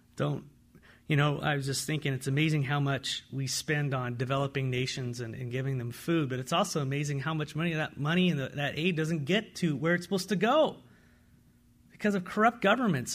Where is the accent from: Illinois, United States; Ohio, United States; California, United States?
California, United States; San Diego; now in Walla Walla, United States; I come from San Diego